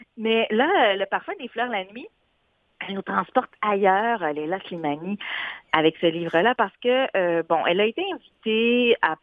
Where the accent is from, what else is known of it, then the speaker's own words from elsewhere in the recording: Morocco; mon identité marocaine, et eh ben, tant mieux, je suis marocaine